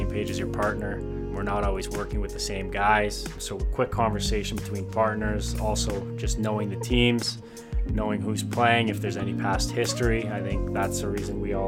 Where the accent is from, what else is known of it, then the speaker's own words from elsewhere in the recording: Calgary, Alberta, Canada; I'm from Calgary, Alberta